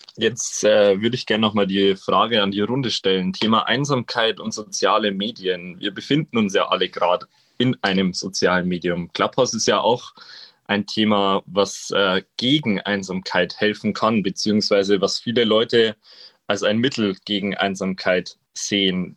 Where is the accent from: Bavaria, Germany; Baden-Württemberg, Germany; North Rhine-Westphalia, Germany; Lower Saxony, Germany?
Bavaria, Germany; Regensburg; ich komme ja aus der Single-Hauptstadt in Deutschland, aus Regensburg